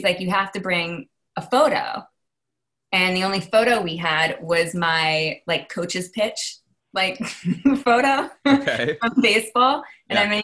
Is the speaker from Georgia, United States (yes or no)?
no; Massachusetts, United States; I'm from Massachusetts. Okay. Born and raised.